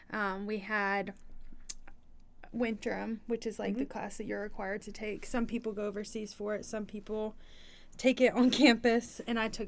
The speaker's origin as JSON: {"language": "English", "town": "Atlanta", "region": "Georgia", "country": "United States", "moved": "yes", "said": "I'm from Atlanta"}